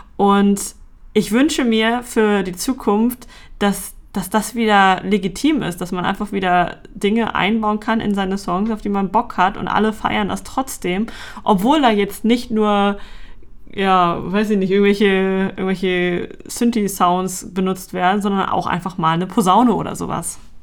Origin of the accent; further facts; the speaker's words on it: Hamburg, Germany; ich komme aus Hamburg